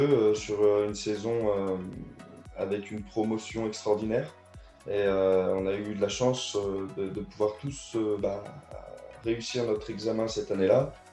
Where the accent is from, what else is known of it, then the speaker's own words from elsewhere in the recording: Auvergne-Rhône-Alpes, France; moved away as an adult; also born or lived in Caluire-et-Cuire / Neuville-sur-Saône / Rodez; Je suis du Rhône au départ